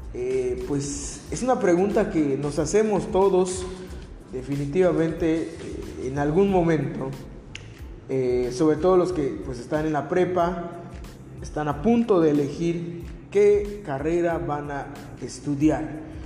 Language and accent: Spanish; Mexico; como buen mexicano